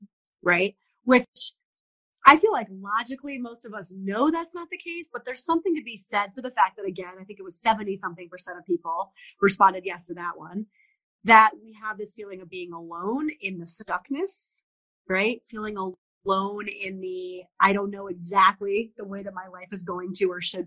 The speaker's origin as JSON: {"language": "English", "region": "East Coast", "country": "United States", "said": "I'm from the East Coast"}